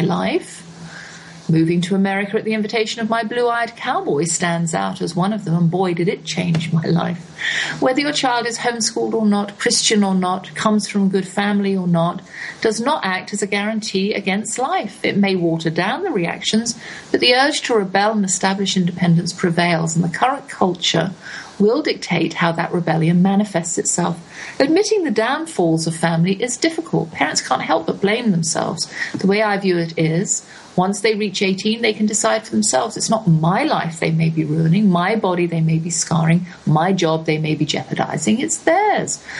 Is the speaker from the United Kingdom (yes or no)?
yes; England, United Kingdom; moved away as an adult; also born or lived in Texas; I'm English